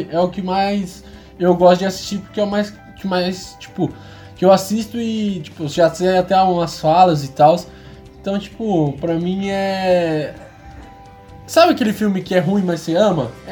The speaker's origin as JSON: {"language": "Portuguese", "country": "China", "said": "só porque eu sou chinês é mandarim, sabe?"}